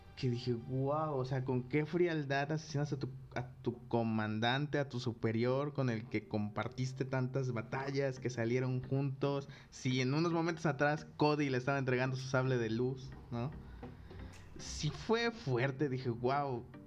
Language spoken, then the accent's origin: Spanish; Coatepec, Mexico; en donde yo crecí, este, aquí en Cotepec